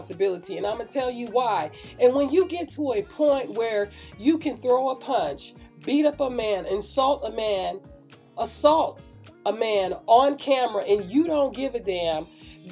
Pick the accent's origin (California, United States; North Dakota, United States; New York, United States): California, United States; Oakland; I grew up in Oakland. I grew up in Northern California, especially in the Oakland area